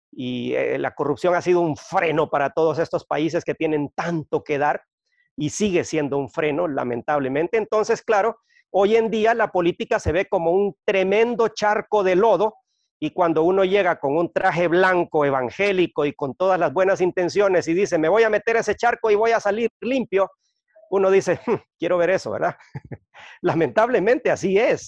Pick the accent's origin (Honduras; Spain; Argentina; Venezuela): Honduras; also born or lived in Guatemala City, Guatemala; soy hondureño, eh, viví muchos años en Guatemala